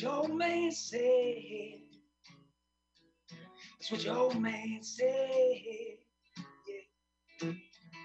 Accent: United States; as an American

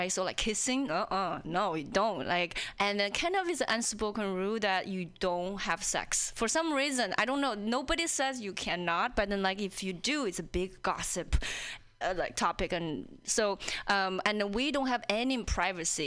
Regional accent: China; English is a second language; moved away as an adult; also born or lived in Indiana, United States; now in Seattle, United States; I'm an outsider, you know, whether when I was in China

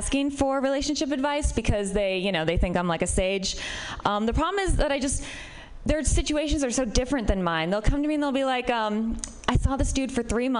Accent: Midwest, United States; I'm from the Midwest, which might be part of it.

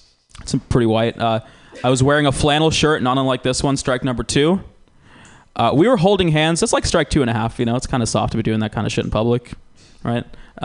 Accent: Georgia, United States; now in California, United States; I'm biracial. You guys have probably figured that part out. I grew up in Georgia. I didn't really fit in Georgia.

